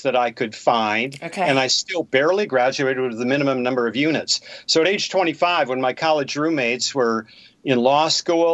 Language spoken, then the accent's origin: English; Bismarck, North Dakota, United States; I was born and raised in Bismarck, North Dakota.